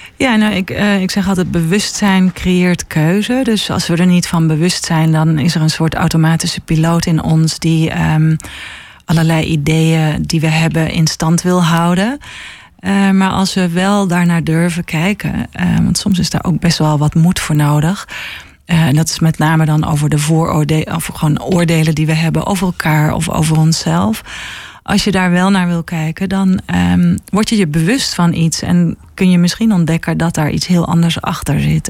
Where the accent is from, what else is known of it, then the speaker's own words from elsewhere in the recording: Helmond, North Brabant, Netherlands; moved away as an adult; now in Haarlem, Netherlands; ik kom uit eh, Helmond en ehm, ben op mijn achttiende naar, per ongeluk in Haarlem terechtgekomen